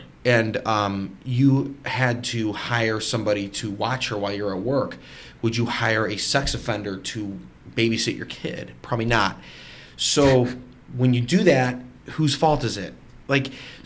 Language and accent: English; United States; we're all American